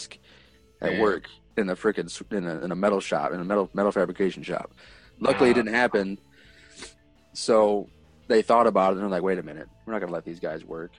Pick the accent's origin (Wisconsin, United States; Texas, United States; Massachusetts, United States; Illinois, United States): Illinois, United States; Rockford; I'm from Rockford